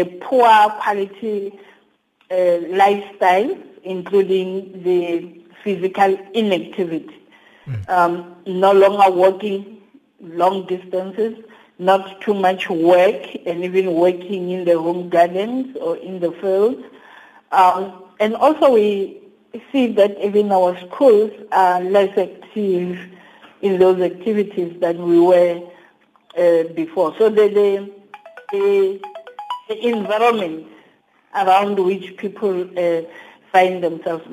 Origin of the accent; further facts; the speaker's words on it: Limpopo, South Africa; moved away; being a South African and living with people and attending, I'm also originally from Limpopo